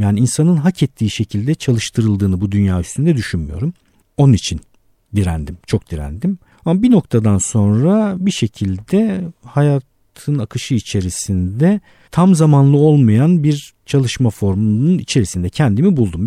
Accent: Istanbul, Turkey; bin dokuz yüz yetmiş bir İstanbul doğumluyum

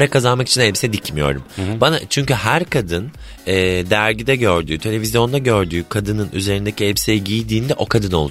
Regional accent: Black Sea Region, Turkey; Bir de ben Karadenizliyim düşün.

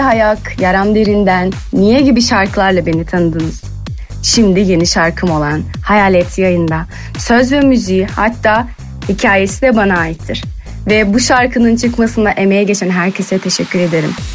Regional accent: Azerbaijan; now in Turkey; Azerbaycanlıyım ve Türkiye'de yaşıyorum

